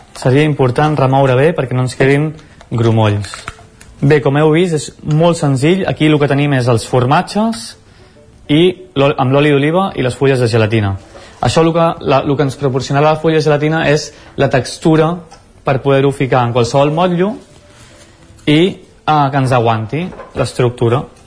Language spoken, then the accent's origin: Catalan; Mataró, Catalonia, Spain; now in Cardedeu, Spain; visc a Cardedeu, i bueno, sóc nascut per això a Mataró, al Maresme, a prop